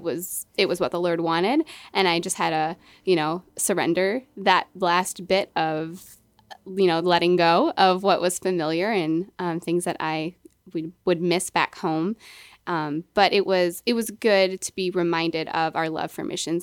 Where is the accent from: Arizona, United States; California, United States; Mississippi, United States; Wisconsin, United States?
Wisconsin, United States; Milwaukee; moved away as an adult; I was born and raised in Milwaukee, Wisconsin